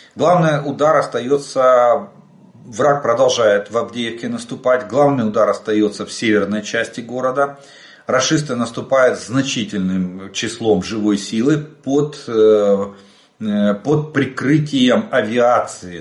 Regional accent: Ukraine; Мы из Украины.

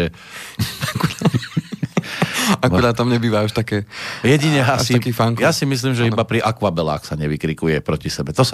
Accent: Slovakia; ja som Slovák.

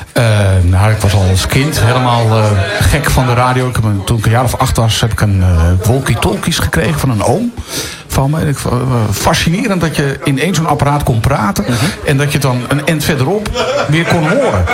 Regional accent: Leiden, South Holland, Netherlands; moved away; also born or lived in Gooi; Ik kwam namelijk uit Leiden

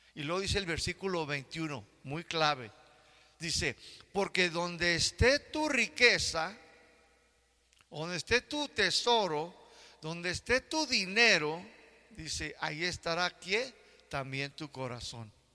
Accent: United States; now in Mexico; Yo que crecí en Estados Unidos

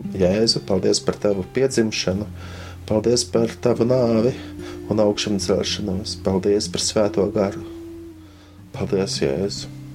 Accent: Latvia; mēs, Latvieši

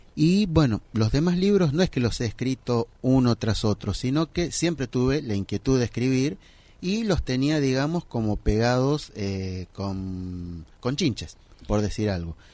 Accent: Isidro Casanova, Buenos Aires Province, Argentina; Yo soy de Isidro Casanova y soy contador de profesión

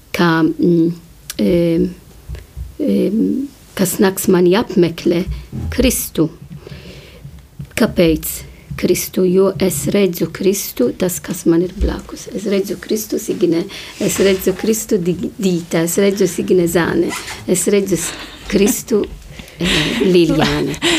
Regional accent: Malta; moved away; es nāku no Maltas un Mal Maltā e, godina Zvēto pavilu, jo viņš atnesa mums ticību.

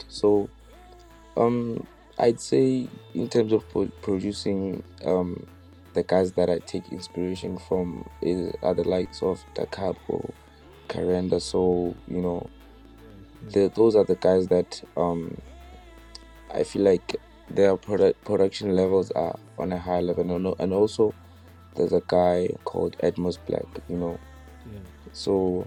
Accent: Bethlehem, Free State, South Africa; I'm a DJ and a producer, all coming from Free State in the Bethlehem.

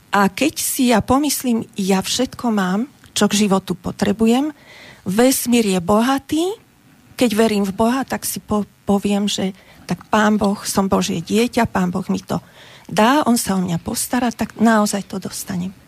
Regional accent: Bratislava, Bratislava Region, Slovakia; ja som z Bratislavy

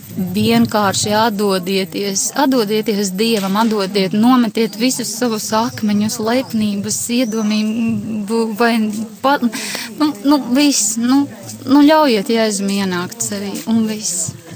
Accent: Ape, Vidzeme, Latvia; Es esmu no Apes, mazas pilsētiņas, bijušā Alūksnes rajonā

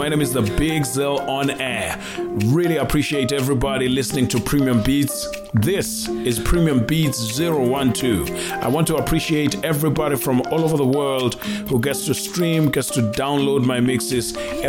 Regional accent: South Africa; my country, South Africa, Mzansi

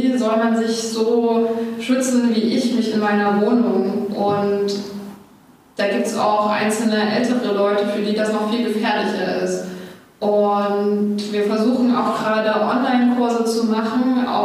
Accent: Dresden, Saxony, Germany; Ich bin in Dresden geboren und studiere jetzt auch hier.

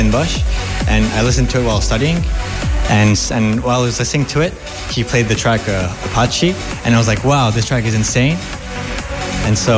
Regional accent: Paris, Île-de-France, France; I'm from Paris, France.

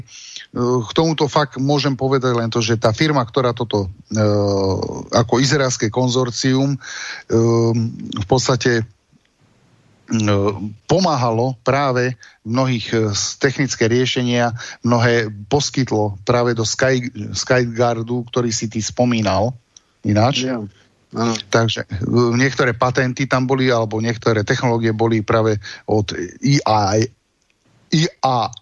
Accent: Slovakia; som Slovák

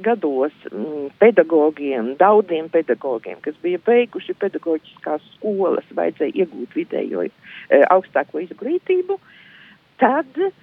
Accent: Izvalta, Latgale, Latvia; moved away as an adult; also born or lived in Šēdere, near Ilūkste; apmēram piecu gadu vecumā es nokļuvu pie vecmāmiņas. Un tas, tas bija izvaltas apkārtnē.

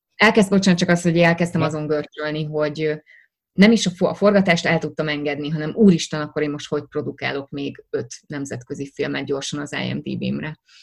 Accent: Hungary; first language Hungarian; nekem magyar az anyanyelvem

